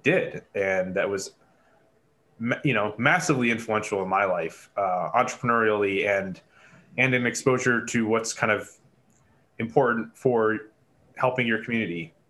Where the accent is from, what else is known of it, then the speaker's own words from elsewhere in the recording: Syracuse, New York, United States; I born and raised in Syracuse myself